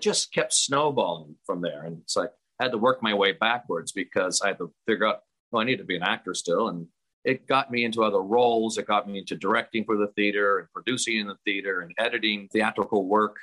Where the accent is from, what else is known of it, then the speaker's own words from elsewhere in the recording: Sierra Madre, California, United States; my hometown of Sierra Madre at St. Rita's Church Hall.